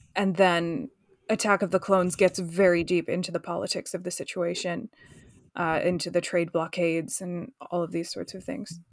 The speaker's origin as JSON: {"language": "English", "country": "United States", "moved": "yes", "lives_now": "London, United Kingdom", "said": "I'm American"}